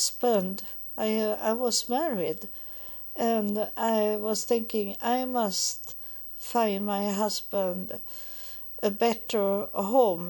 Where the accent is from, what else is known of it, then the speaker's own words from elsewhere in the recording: Sweden; also born or lived in United States; when I come back to Sweden and have a little more calm, that I got an apartment. But I didn't get nice apartments in the beginning, but at least I was home in my home, in my country